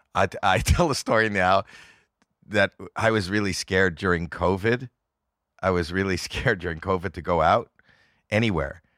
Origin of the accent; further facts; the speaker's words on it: Toronto, Ontario, Canada; I'm from Toronto, Canada, where it's very cold